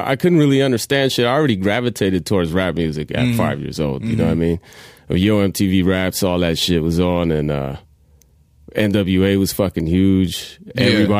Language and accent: English; San Francisco, California, United States; also born or lived in San Jose / New York; San Jose, I was born there and then was there until I was 6 years old. Then moved back to New York with my mom and her family. Then we moved back to the Bay and we were in San Francisco.